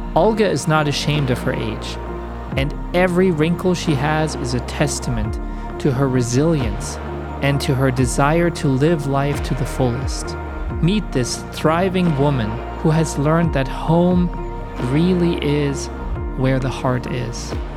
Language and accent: English; Germany; I was born in the German Democratic Republic in 1982 when the wall was still there and when my part of Germany was still very much under Soviet control.